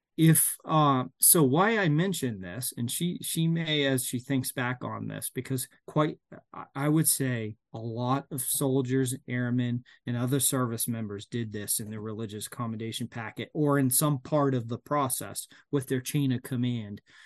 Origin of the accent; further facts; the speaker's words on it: Maine, United States; I'm from Maine